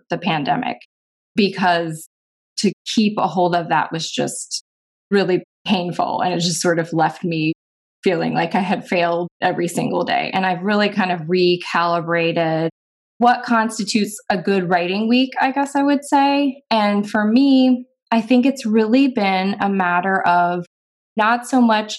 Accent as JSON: {"language": "English", "region": "East Coast", "country": "United States", "moved": "yes", "lives_now": "Oregon, United States", "said": "I'm actually from the East Coast, but I'm a West Coast convert."}